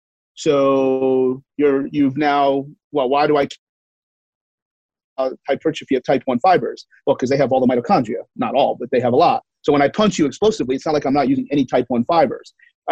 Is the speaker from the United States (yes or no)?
no; Canada; accent: Canadian; And my Canadian accent, which I'm sure is normal to you guys.